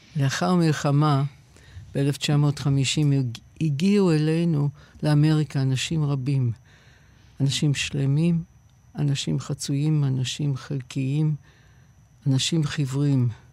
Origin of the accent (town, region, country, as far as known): United States; born or raised there; Hebrew is a second language; also born or lived in England; now in Israel